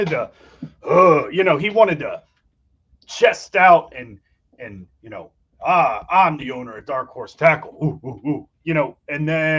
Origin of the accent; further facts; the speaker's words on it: Ohio, United States; I was born in Ohio and we've lived here ever since